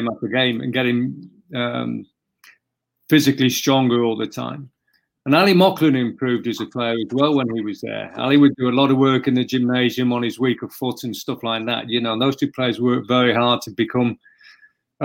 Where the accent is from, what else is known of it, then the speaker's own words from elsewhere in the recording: Derby, East Midlands, United Kingdom; I grew up in Derby, so I used to go to the baseball ground